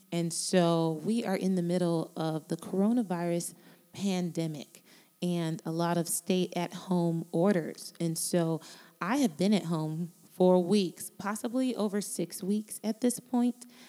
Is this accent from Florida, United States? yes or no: yes; Miami, Florida, United States; I am from Miami, Florida. And I was born to Jamaican parents, immigrants who came here many years ago with my big brother and my big sister. And they started a life in South Florida where I was born